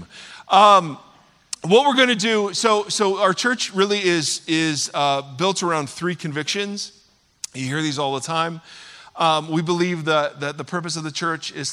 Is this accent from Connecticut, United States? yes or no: no; Ohio, United States; now in California, United States; I'm from Ohio